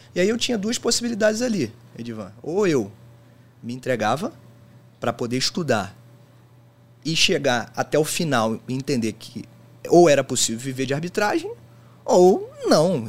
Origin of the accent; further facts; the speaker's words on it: Rio de Janeiro, Brazil; Eu sou do Rio de Janeiro